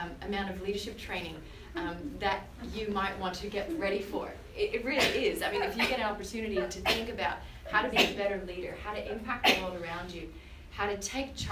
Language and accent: English; Canada; moved away as an adult; now in Australia; I'm from Canada